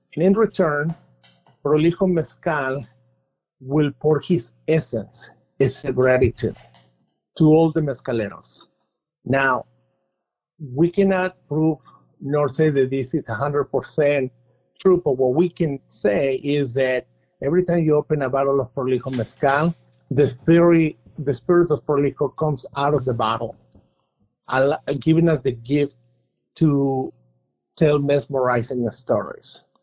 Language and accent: English; Mexico City, Mexico; now in United States; I am from Mexico City